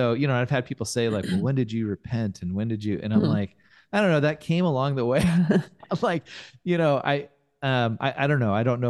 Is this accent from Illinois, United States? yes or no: no; Fresno, California, United States; I grew up in Fresno